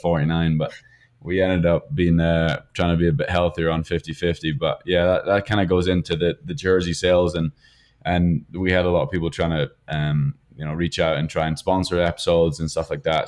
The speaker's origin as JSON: {"language": "English", "country": "United Kingdom", "moved": "as an adult", "lives_now": "United States", "said": "being British"}